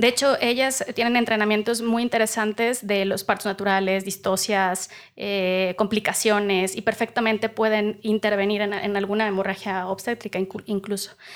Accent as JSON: {"language": "Spanish", "region": "Veracruz", "country": "Mexico", "said": "soy veracruzana"}